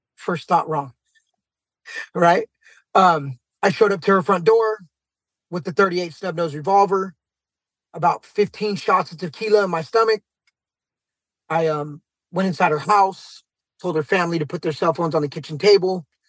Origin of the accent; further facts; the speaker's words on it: San Jose, California, United States; I'm from San Jose, California